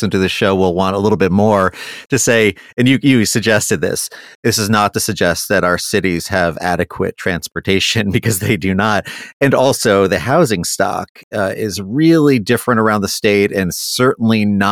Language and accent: English; New York, United States; now in Ohio, United States; I'm a New Yorker originally